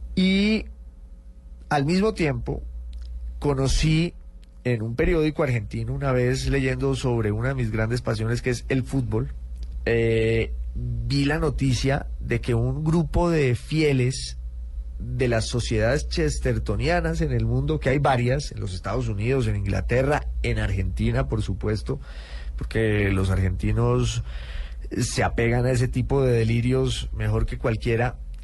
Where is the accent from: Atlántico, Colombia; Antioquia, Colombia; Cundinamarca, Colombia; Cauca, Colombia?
Cauca, Colombia; Popayán; moved away as an adult; also born or lived in Bogotá / United Kingdom / Italy (mother's side); soy de Popayán